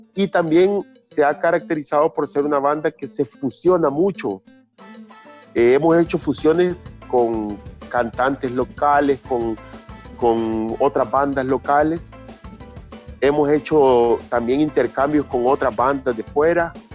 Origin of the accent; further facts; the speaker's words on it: Chalchuapa, Santa Ana, El Salvador; now in San Salvador, El Salvador; yo vengo de un pueblo también, yo soy de Chalchuapa, del interior del país